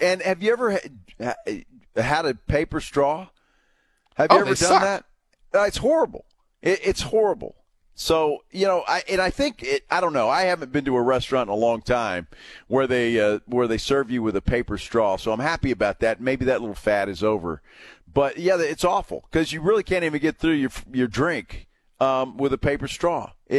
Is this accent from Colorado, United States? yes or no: no; Alice, Texas, United States; that's my hometown